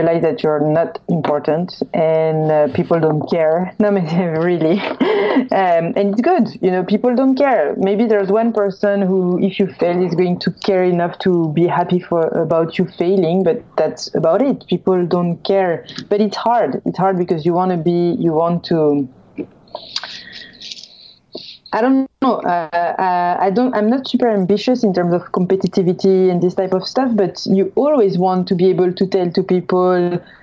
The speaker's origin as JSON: {"language": "English", "country": "France", "also_born_or_lived": "Los Angeles", "accent": "French", "second_language": "English", "moved": "as an adult", "said": "I'm French, if by my accent you couldn't tell"}